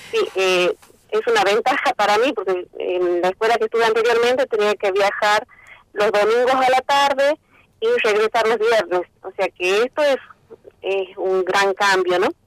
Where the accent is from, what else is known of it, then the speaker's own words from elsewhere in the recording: Santa María, Catamarca, Argentina; mi familia es de acá de Santa María, yo nací acá, me, crié acá, eh, asistí a la escuela primaria, secundaria y al terciario en Santa María.